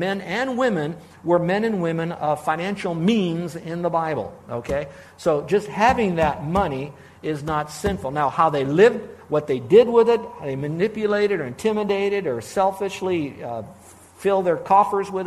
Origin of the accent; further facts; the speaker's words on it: Miami, Florida, United States; I grew up in South Florida, Miami, actually.